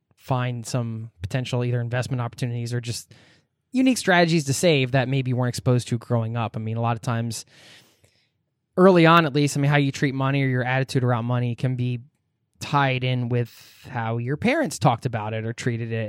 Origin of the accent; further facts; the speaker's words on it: United States; I'm American.